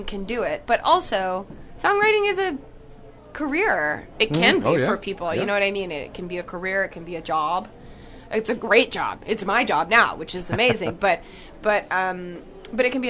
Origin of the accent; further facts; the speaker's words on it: Jackson, Tennessee, United States; I grew up in Tennessee in a little town called Jackson, which is in between Memphis and Nashville